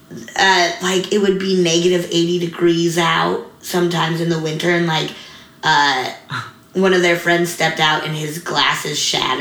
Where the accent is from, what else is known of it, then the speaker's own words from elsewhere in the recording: Colorado, United States; also born or lived in Nebraska / Wyoming; now in California, United States; I was born in Nebraska and then lived in Wyoming until I was 7. And then moved to Colorado.